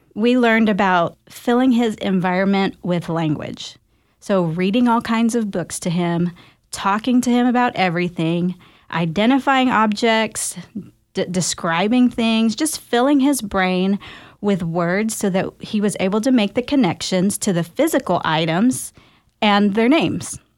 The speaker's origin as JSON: {"language": "English", "town": "Garland", "region": "Texas", "country": "United States", "tie": "born or raised there", "also_born_or_lived": "Dallas, Texas", "said": "I am a Filipino American born here in Dallas, Texas, and raised right down the road in Garland."}